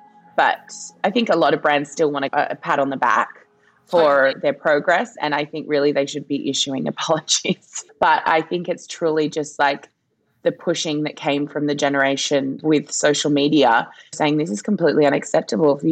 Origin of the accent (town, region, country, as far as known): Australia; born or raised there; also born or lived in Papua New Guinea